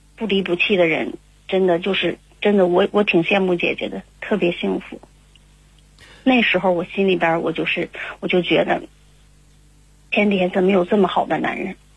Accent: Harbin, Heilongjiang, China; 我是来自哈尔滨的

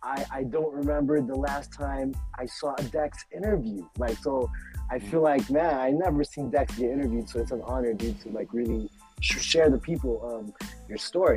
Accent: Oxnard, California, United States; So I went to Channel Islands High School, so that was the circumference of my peoples and where I grew up in South Ox.

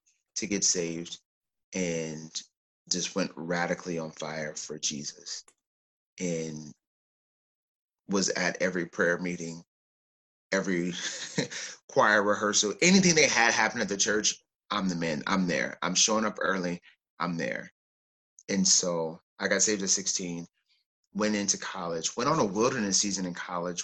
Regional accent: Oklahoma, United States; moved away as an adult; also born or lived in California; I was born in Oklahoma and spent most of my life in Oklahoma and then transitioned to California for graduate school. So I did everything up and through college in Oklahoma

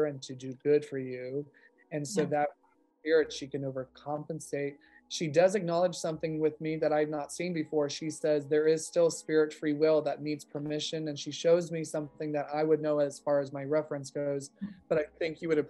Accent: Modesto, California, United States; I'm from California

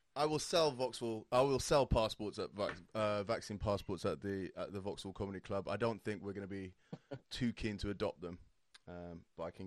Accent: Saudi Arabia; moved away; I grew up in Saudi Arabia

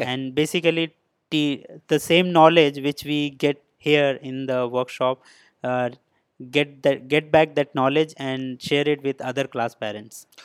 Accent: India; moved away as an adult; now in Shenzhen, China; I'm basically from India

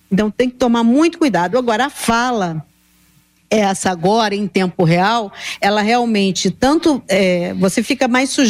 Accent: Rio de Janeiro, Brazil; É, os surfistas, eu me lembro, eu sou do Rio, mas não era surfista, né?

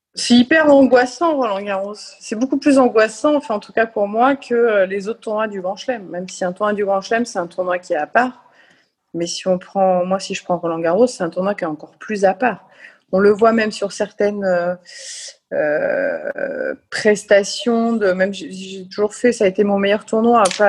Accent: France; quand on est français

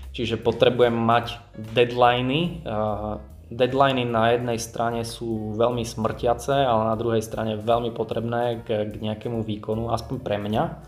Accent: Giraltovce, Prešov Region, Slovakia; moved away as an adult; also born or lived in Bratislava; now in Moldava nad Bodvou, Slovakia; ja som z Prešovského kraja, z Giraldoviec

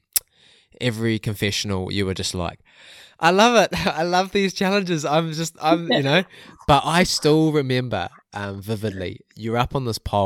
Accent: New Zealand; as a Kiwi

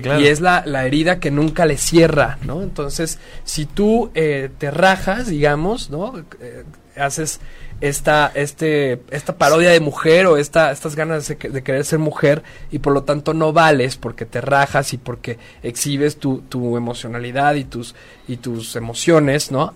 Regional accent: Mexico; los hijos de la de la chingada que somos los mexicanos

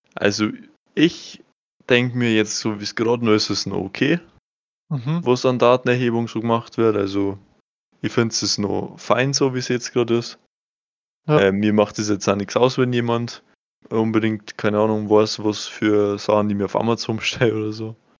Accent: Bavaria, Germany; ich bin Bayer und kein Deutscher

